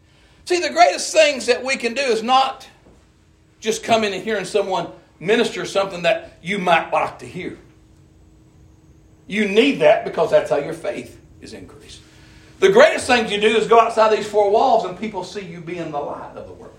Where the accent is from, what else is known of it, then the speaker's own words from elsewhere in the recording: Appalachian Mountains, United States; I'm from the Appalachian Mountains. We're rednecks. I'm proud where I'm from